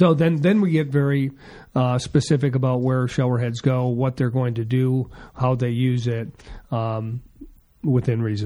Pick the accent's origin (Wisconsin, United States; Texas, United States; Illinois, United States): Wisconsin, United States; now in Arizona, United States; I'm from Wisconsin